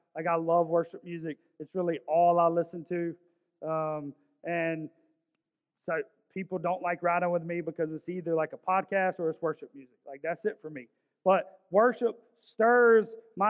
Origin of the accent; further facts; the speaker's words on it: Augusta, Georgia, United States; I grew up in South Augusta